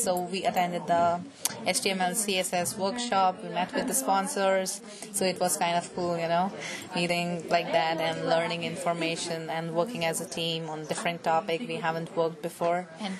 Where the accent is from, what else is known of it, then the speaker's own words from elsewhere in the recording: New Delhi, Delhi, India; moved away as an adult; now in Boston, United States; I am basically from New Delhi, part of India. So it's like I came here for my master's in computer science. I'm currently enrolled at UMass Boston.